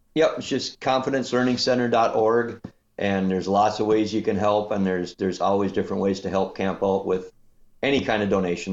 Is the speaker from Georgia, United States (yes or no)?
no; Minnesota, United States; I'm from Minnesota